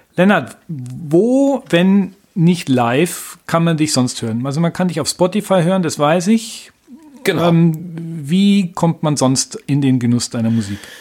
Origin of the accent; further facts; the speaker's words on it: Nuremberg, Bavaria, Germany; bei uns in Nürnberg